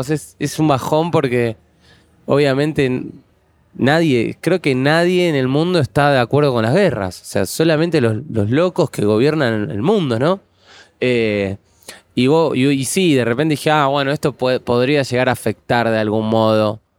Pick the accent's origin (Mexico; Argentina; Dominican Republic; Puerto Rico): Argentina; Sí, soy argentino